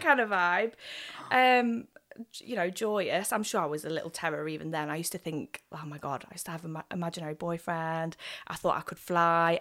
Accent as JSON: {"language": "English", "town": "Nottingham", "region": "East Midlands", "country": "United Kingdom", "tie": "born or raised there", "also_born_or_lived": "Worksop / West Bridgford / Arnold", "said": "I grew up in Nottingham, born and bred, um, lived in Arnold almost all of my life"}